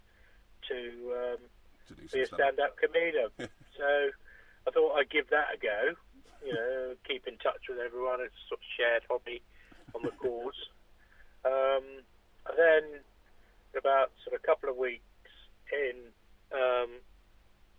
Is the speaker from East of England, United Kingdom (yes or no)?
no; West Kirby, North West England, United Kingdom; also born or lived in Birkenhead; now in Aylesbury, United Kingdom; I grew up in the Wirral, West Kirby, and went to school in Birkenhead.